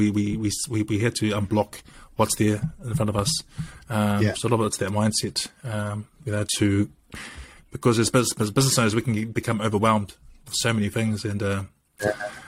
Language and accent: English; Dunedin, Otago, New Zealand; I grew up mostly in Dunedin most of my life